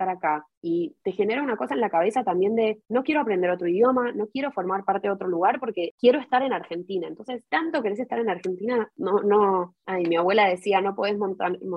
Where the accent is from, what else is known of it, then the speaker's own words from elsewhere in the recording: Chile; born there; todos asumen que hablo también hebreo porque mis papás son israelíes, pero en realidad nací en Chile y a veces yo me olvido que nací en Chile.